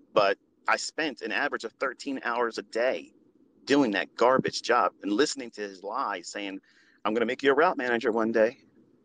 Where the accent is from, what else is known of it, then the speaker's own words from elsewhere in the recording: Middle River, Maryland, United States; I'm from Middle River, which is across the street, basically, from Essex, which is down the street from Dundalk, Maryland. Okay. And they are like the armpits of Maryland. Okay. As far as like white trash, like that's the areas where you see it from. And I can say that because I came up from it